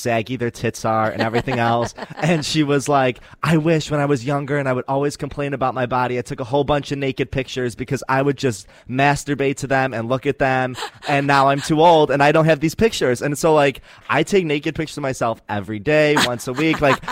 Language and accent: English; Syracuse, New York, United States; I am from Syracuse, New York